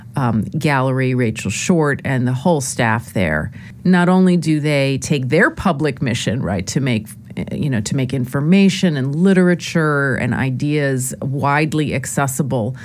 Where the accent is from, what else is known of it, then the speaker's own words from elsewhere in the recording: Lower Westchester County, New York, United States; I grew up in Lower Westchester County, uh, New York